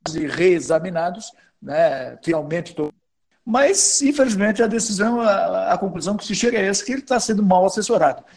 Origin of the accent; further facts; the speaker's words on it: Brazil; a gente é brasileiro